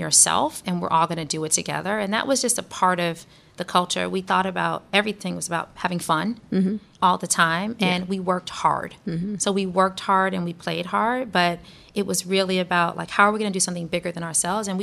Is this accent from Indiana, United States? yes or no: no; Detroit, Michigan, United States; moved away; where I grew up in Detroit, nobody knew what Google was